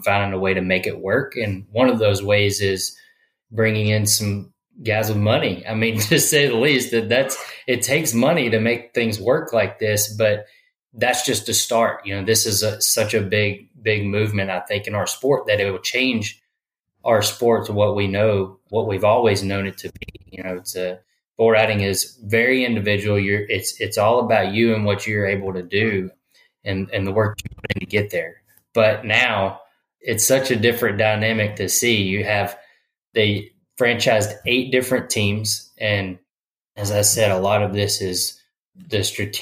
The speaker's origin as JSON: {"language": "English", "town": "Fort Worth", "region": "Texas", "country": "United States", "tie": "born or raised there", "said": "I grew up around Fort Worth, Texas"}